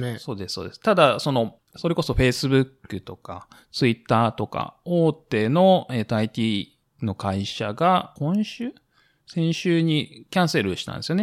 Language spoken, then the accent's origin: Japanese; Japan; now in United States; 日本にいると